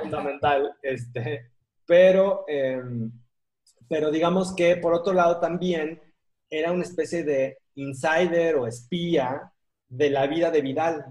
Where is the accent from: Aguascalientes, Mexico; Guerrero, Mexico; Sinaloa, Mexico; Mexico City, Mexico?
Guerrero, Mexico; Acapulco; moved away; also born or lived in Bogotá, Colombia; el, el, distinto, el raro, el diferente, el que venía de Acapulco, o sea, ¿cómo que eres de Acapulco y eres rubio?